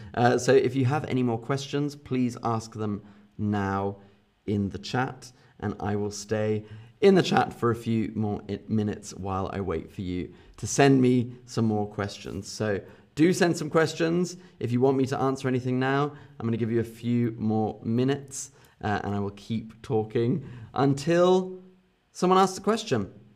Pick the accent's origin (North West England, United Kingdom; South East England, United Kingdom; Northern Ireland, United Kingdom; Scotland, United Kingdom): South East England, United Kingdom; London area; accent: Southern British; I have a Southern British accent. So I, I have an accent from the south of England.